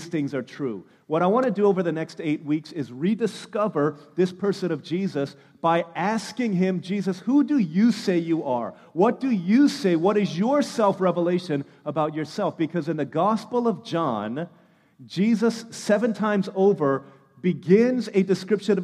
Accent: United States; I am fully Korean. I was born in America, but both of my parents are Korean.

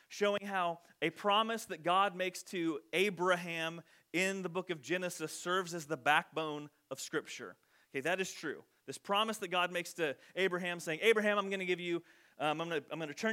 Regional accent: Loami, Illinois, United States; we would say, Illinois

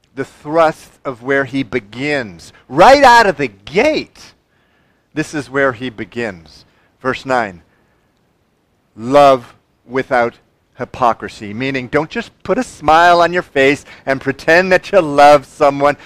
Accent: United States; I'm a Christian first and an American second.

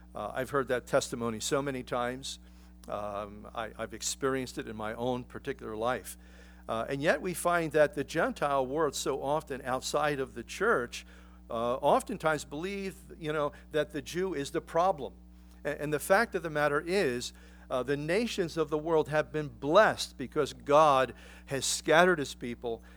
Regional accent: Philadelphia, Pennsylvania, United States; moved away; I grew up in Philadelphia

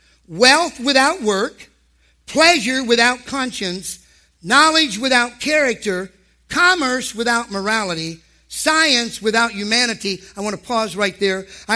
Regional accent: Ohio, United States; I'm from Ohio, by the way

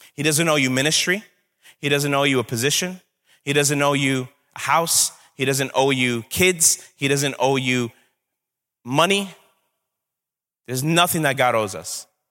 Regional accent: New York City, New York, United States; I'm from Brooklyn. Sometimes that comes out

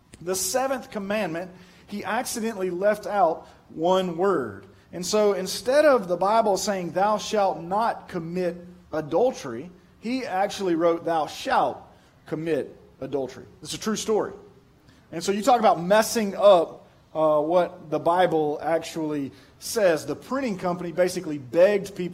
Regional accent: Pearl, United States; I'm from Pearl

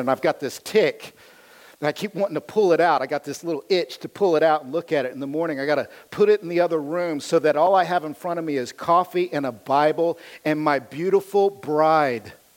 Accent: United States; I am as American as you can get

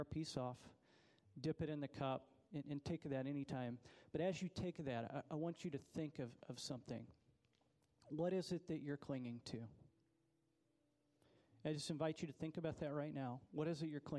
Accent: United States; as an American

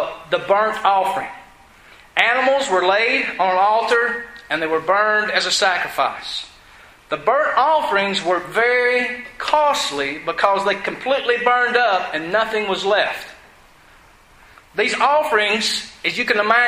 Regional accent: Georgia, United States; I was from Georgia. I had an accent.

